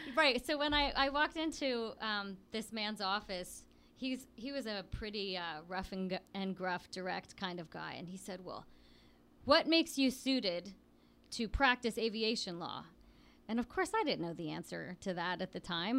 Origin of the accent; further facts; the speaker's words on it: Williamsport, Pennsylvania, United States; I grew up in Williamsport, which is a relatively small town in central Pennsylvania, north of State College